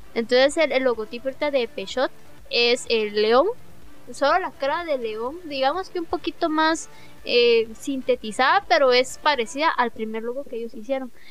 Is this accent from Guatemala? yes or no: yes; Guatemala; nosotros vivimos en, somos de Guatemala